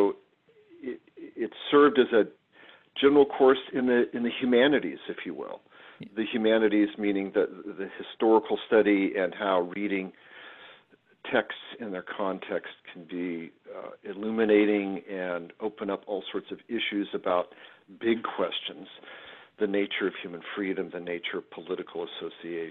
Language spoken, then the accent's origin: English; Los Angeles, California, United States; moved away as an adult; also born or lived in Washington State / Berkeley, California / East Coast / Virginia; now in St. Louis, United States; I grew up in beautiful Los Angeles, and West Coast person.